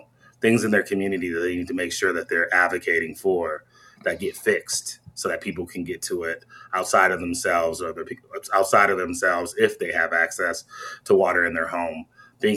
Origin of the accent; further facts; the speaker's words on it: Michigan, United States; now in Madison, United States; I'm from Michigan, so I grew up and played summer ball in Flint